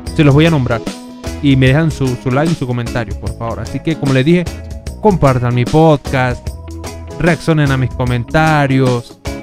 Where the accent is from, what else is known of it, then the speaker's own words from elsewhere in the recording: Venezuela; moved away; somos de Venezuela